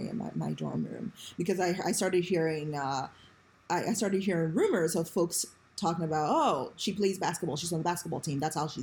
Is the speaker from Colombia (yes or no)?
no; Ghana; now in United States; I grew up, my formative years was spent in Ghana. And I moved here and, you know, moved to Howard County